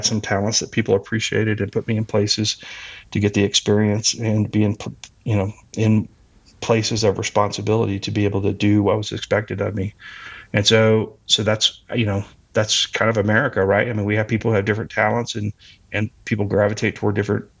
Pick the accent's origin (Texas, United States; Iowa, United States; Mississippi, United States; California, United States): Texas, United States; moved away; also born or lived in Colorado; I moved to Colorado from Texas, where I'm originally from